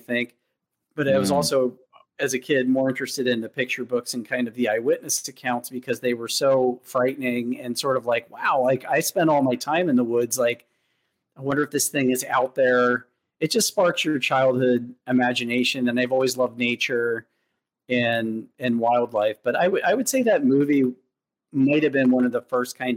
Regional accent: Douglassville, Pennsylvania, United States; moved away as an adult; also born or lived in West Coast; I'm from the East Coast originally, the Philadelphia area. And an hour outside of that. Yeah, I grew up in a very rural town, Douglasville.

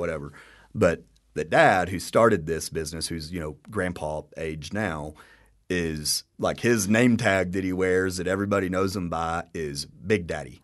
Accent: Texas, United States; We've both lived here our whole lives

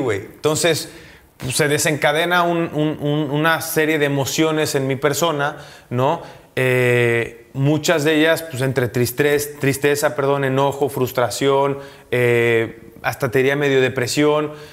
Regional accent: Veracruz, Mexico; moved away as an adult; also born or lived in Italy / Mexico City; en mi tierra

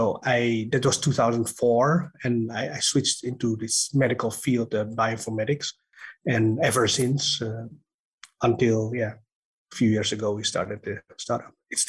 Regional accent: Netherlands; moved away as an adult; also born or lived in Indonesia / Japan / London; now in Switzerland; Actually, I was born in Indonesia, but I grew up in Holland most of my time. I've been in studying in Japan and then London. And then for my postdoc, I came here to Switzerland. I've been here already like 20 years now, over 20

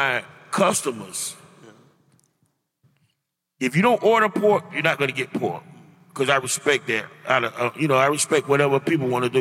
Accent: Miami, Florida, United States; I grew up in the Poker Bean Projects

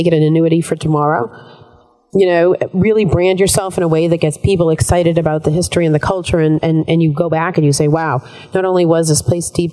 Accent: United States; as an American citizen

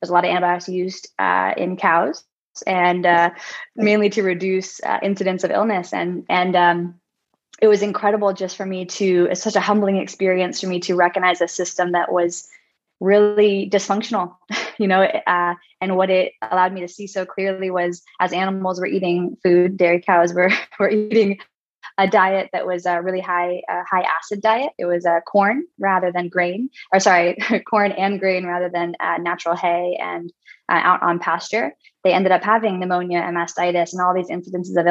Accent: Northern California, United States; I grew up in Northern California, 40 acres of organic gardens.

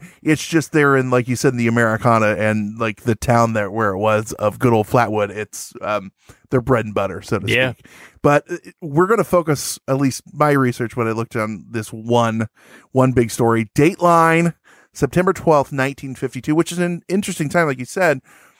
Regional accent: Chicago, Illinois, United States; accent: Chicago; Now, if I'm supposed to do my right accent, my Chicago accent, be like, oh, hey, because that's my accent.

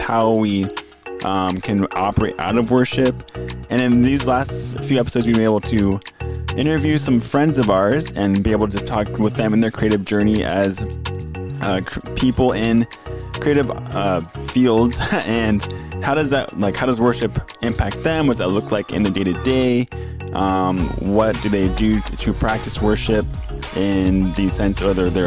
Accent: Gig Harbor, Washington, United States; I grew up in Gig Harbor

